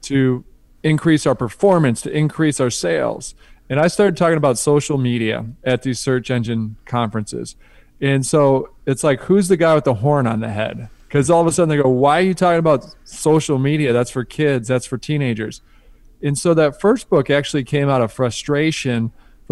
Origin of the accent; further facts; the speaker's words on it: outside of Detroit, Michigan, United States; I grew up outside of Detroit